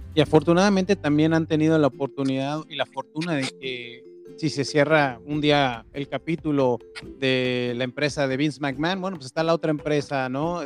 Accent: Mexico; como mexicano

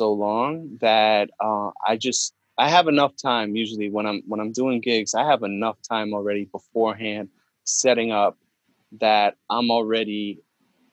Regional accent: New York, United States; now in Connecticut, United States; I grew up in New York

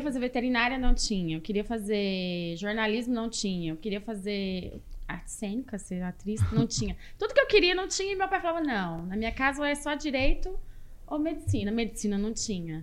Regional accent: Porto Velho, Rondônia, Brazil; also born or lived in Anápolis, Goiás; Eu sou goiana, nasci em Anápolis, mas eu fui criada em Rondônia, em Porto Velho. Meu pai foi para Rondônia quando eu tinha três anos

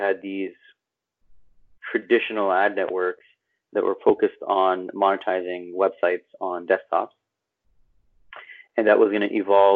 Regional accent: Montreal, Quebec, Canada; moved away as an adult; now in Toronto, Canada; I'm born and raised in Montreal. Spent most of my life there

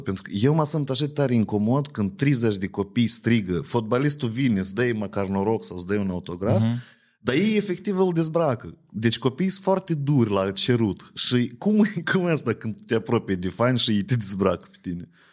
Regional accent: Ocnița, Ocnița District, Moldova; eu sunt din Ocnița

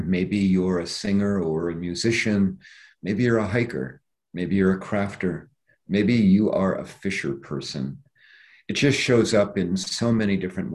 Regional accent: Iowa, United States; moved away; also born or lived in Cedar Rapids; I had this incredibly charmed life growing up in Iowa

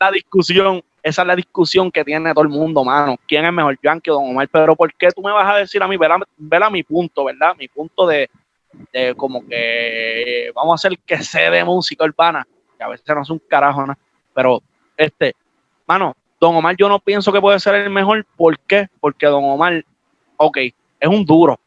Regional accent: Aguadilla, Puerto Rico; yo soy de Aguadilla

